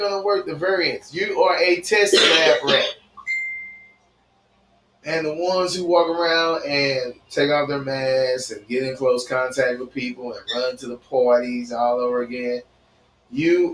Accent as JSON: {"language": "English", "country": "United States", "said": "I still say I'm an American citizen, and I'm proud to be"}